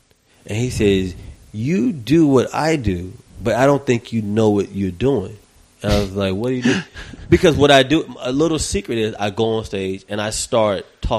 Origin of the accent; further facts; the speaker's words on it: the South, United States; I'm from the South.